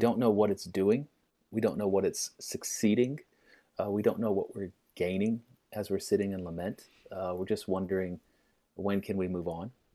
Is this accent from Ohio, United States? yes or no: no; Little Rock, Arkansas, United States; I grew up in Little Rock